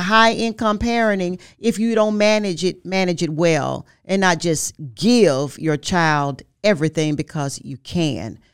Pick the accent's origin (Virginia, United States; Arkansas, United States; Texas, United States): Arkansas, United States; Forest City; I'm from Forest City, Arkansas. I made history there. In that, in that school, I was like homecoming queen, like, three years in a row.